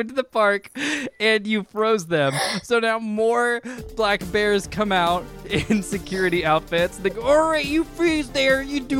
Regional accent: Fullerton, California, United States; I am from Fullerton.

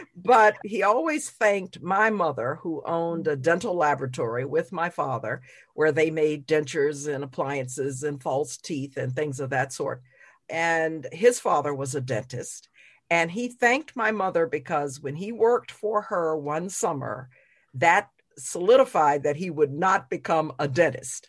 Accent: New Orleans, Louisiana, United States; moved away as an adult; I grew up in New Orleans

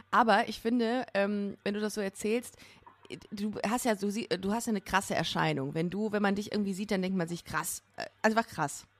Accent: Düsseldorf, North Rhine-Westphalia, Germany; ich bin in Düsseldorf aufgewachsen

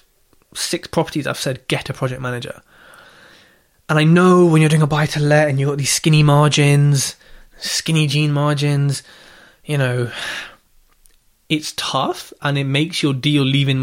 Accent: Southall, London, United Kingdom; moved away; I'm from Southall, so if I can go back and see the family

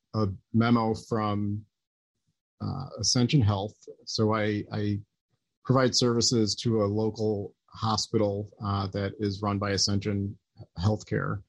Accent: United States; as an American

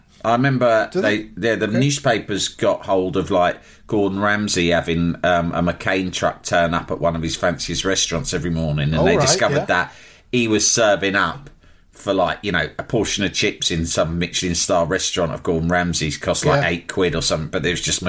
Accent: Algeria; English is a second language; moved away; I grew up in Algeria. No Dick Turpin there. No, we don't have program like that.

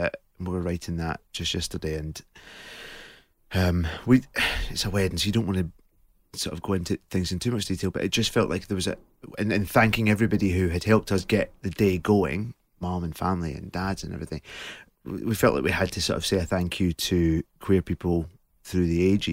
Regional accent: Scotland, United Kingdom; I think, I don't know whether it was different being in Scotland or not.

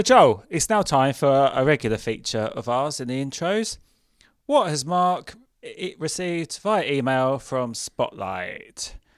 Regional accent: England, United Kingdom; accent: southern

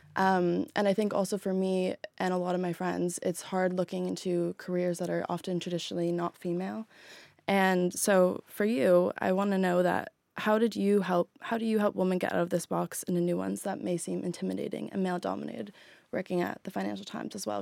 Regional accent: Toronto, Ontario, Canada; moved away as an adult; now in London, United Kingdom; I am from Toronto, Canada, and I'm currently doing my master's in media communications at the London School of Economics

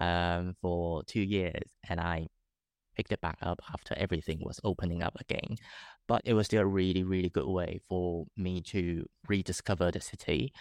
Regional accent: Taipei, Taiwan; moved away as an adult; now in London, United Kingdom; growing up in Taipei, I, I'm quite used to it

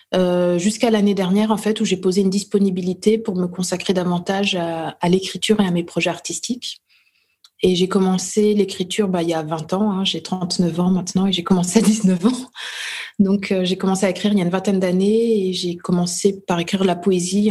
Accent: Dijon, Bourgogne-Franche-Comté, France; je suis née à Dijon, euh, en Bourgogne, en France.

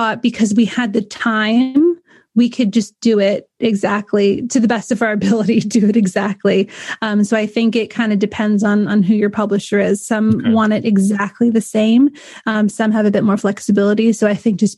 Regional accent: California, United States; moved away as an adult; now in United Kingdom; I'm from California originally

